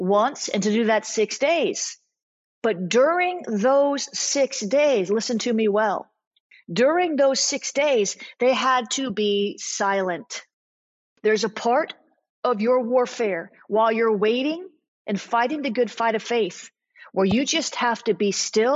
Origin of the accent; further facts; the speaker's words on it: South Florida, United States; I'm from the South. I'm not Southern. I'm from South Florida, so it's not like the rest of the South